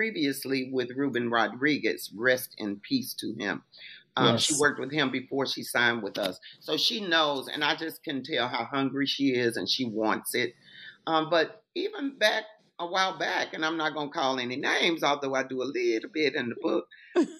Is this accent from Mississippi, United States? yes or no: yes; Mississippi, United States; moved away as an adult; also born or lived in Holly Springs, Mississippi / Houston, Texas; growing up in Mississippi